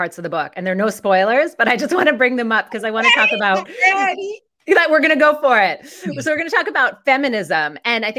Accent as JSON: {"language": "English", "region": "Northeastern", "country": "United States", "accent": "Northeastern", "said": "my accent is so Northeastern"}